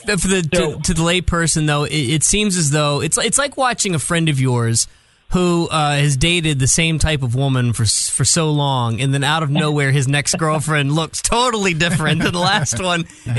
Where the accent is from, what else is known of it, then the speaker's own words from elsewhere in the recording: Richmond, Virginia, United States; growing up in Richmond, Virginia, even though we had the Richmond Motor Speedway there